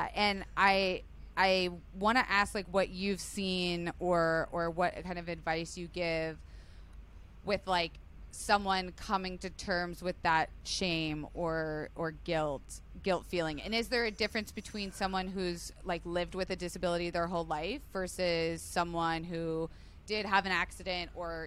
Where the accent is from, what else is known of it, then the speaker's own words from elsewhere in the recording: Florida, United States; I was raised in Florida